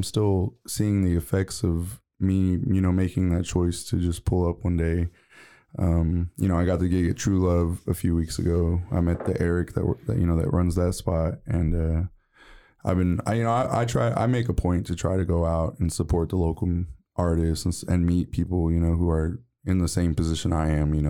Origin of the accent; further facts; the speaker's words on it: Waco, Texas, United States; I'm from Waco, Texas. I'm a native, born and raised. I went to Waco High School, graduated in 2013.